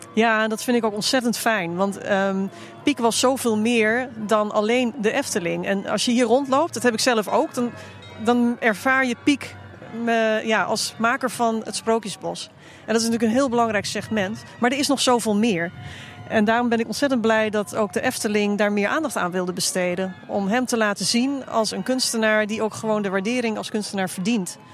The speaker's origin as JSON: {"language": "Dutch", "town": "Haarlem", "region": "North Holland", "country": "Netherlands", "tie": "born or raised there", "said": "ik ben geboren in Haarlem op de grens met Overveen."}